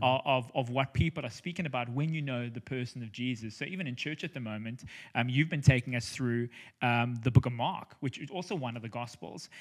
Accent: South Africa; also born or lived in Cape Town; we're South African, we're living in Cape Town

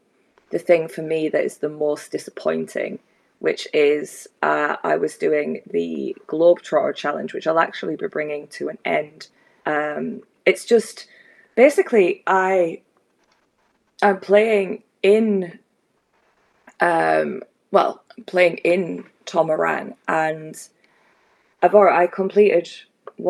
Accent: Scotland, United Kingdom; we're Scottish

